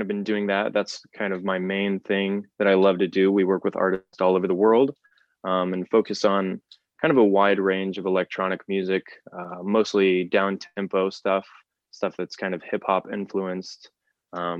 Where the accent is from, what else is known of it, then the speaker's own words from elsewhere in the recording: Amarillo, Texas, United States; when I was in high school, I'm from Amarillo, Texas, when I was in high school